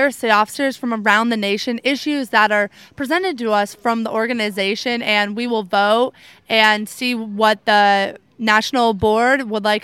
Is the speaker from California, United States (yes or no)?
no; Tioga County, Pennsylvania, United States; I'm from Tioga County and I was from the Grand Canyon FFA chapter. I did have an agricultural background coming into FFA.